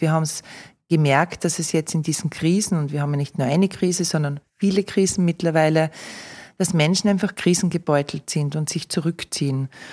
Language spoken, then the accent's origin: German; Austria; bei uns in Österreich